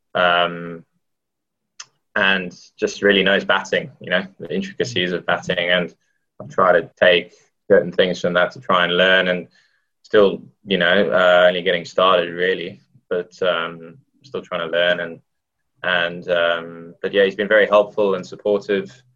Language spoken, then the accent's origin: English; South Africa; now in England; I, I grew up in South Africa